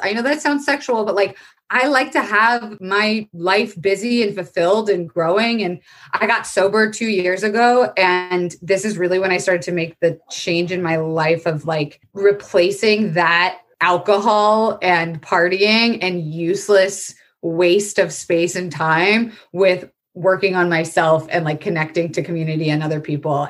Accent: Florida, United States; born or raised there; moved away

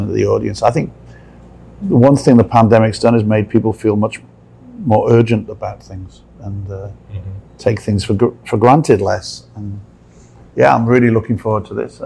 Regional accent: Newport, Wales, United Kingdom; Newport, my hometown

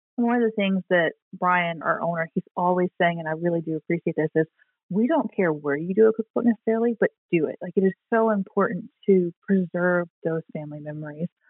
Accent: the South, United States; moved away; I'm from the South and we say dressing

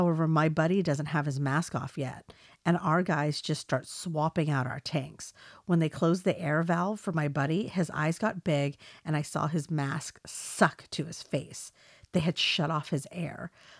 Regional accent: South Dakota, United States; I'm originally from South Dakota, so I realize how the cold goes. I was on a volunteer fire department back home

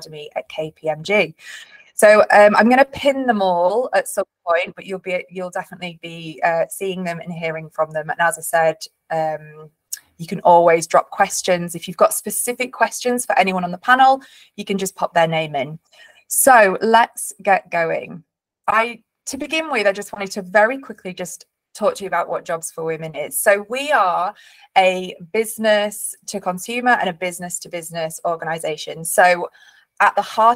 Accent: Leeds, Yorkshire and the Humber, United Kingdom; I am from Leeds originally. I grew up in Leeds, surrounded by an incredible family

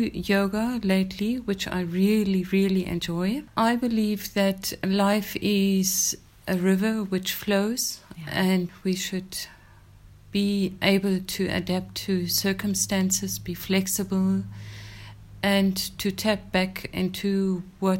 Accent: Windhoek, Khomas, Namibia; also born or lived in Germany / Swakopmund; I was born in Namibia, then it was Southwest Africa. I've been schooled in Windhoek in Germany and again in Windhoek

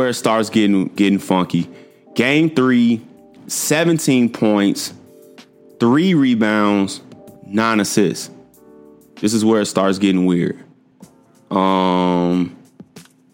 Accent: Chicago, Illinois, United States; my age and I'm from Chicago

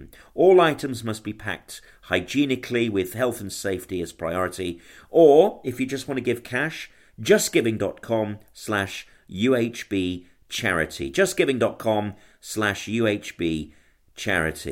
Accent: Birmingham, West Midlands, United Kingdom; accent: Brummie; moved away as an adult; now in London, United Kingdom; us Brummies, we get unfairly criticised by our accent.

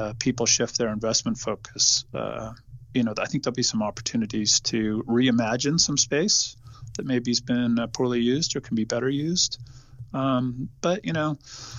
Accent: California, United States; I was born and raised in California

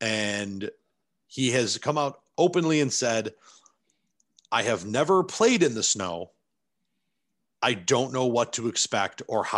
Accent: Buffalo, New York, United States; born or raised there

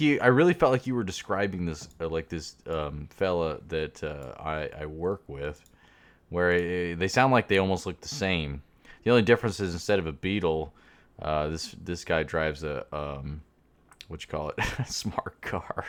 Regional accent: Jacksonville, Florida, United States; also born or lived in Kansas City; I'm from Jacksonville originally

